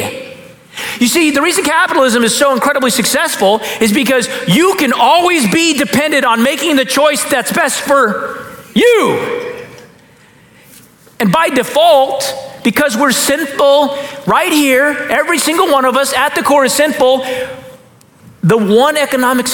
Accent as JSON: {"language": "English", "country": "United States", "said": "as an American pastor"}